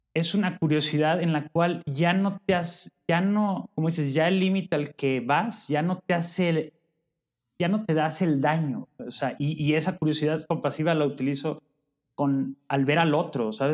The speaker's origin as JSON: {"language": "Spanish", "town": "Guadalajara", "region": "Jalisco", "country": "Mexico", "tie": "born or raised there", "moved": "yes", "lives_now": "Puebla, Mexico", "said": "Llegué a este mundo en Guadalajara"}